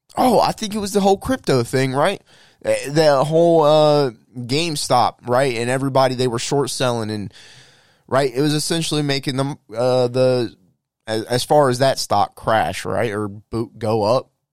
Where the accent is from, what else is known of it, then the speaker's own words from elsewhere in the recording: United States; we as the American people